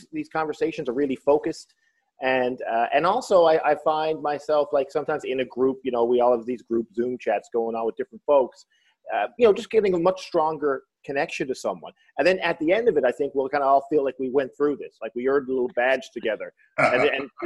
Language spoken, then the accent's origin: English; St. John's, Newfoundland and Labrador, Canada; I am in St. John's, Newfoundland, land of my birth, right downtown